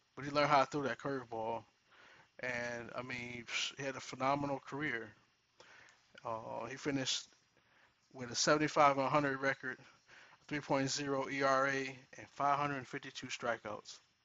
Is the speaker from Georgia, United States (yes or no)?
no; Toledo, Ohio, United States; in my hometown, Toledo, Ohio